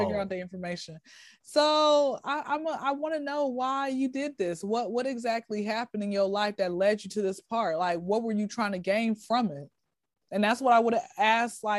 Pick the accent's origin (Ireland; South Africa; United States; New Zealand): United States; Atlanta, Georgia; I'm from Atlanta, for all the ones that don't know. I don't know if you can tell my accent or whatever, or my voice or whatever, but I'm from Atlanta